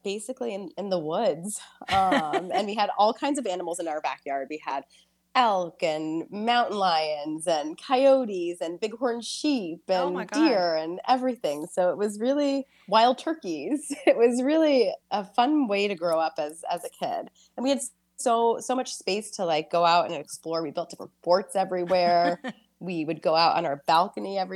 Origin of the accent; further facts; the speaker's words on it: Evergreen, Colorado, United States; also born or lived in Oyster Bay, Long Island, New York; now in New York, United States; I grew up in Colorado. In this little town called Evergreen, it's in the foothills of Colorado